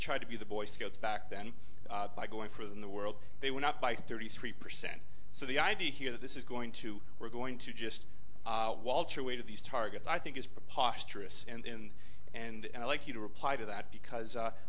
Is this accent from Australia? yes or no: no; Canada; moved away; In my home country, Canada